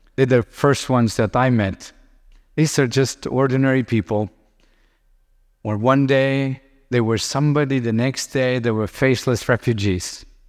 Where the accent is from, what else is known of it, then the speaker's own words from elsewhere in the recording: Lithuania; I grew up in Soviet Union and, uh, when I was little, we would have Russian tanks on the streets. Today, I live in Lithuania